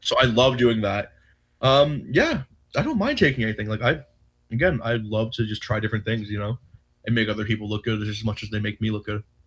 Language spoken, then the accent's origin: English; Rocky Point, New York, United States; I'm from Rocky Point, New York